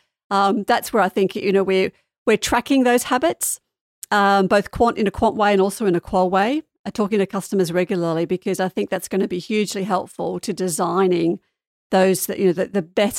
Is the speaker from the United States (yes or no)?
no; Sydney, New South Wales, Australia; moved away; So I was brought up in Australia. Maybe my accent's mellowed a little bit. I haven't lived there for a long time.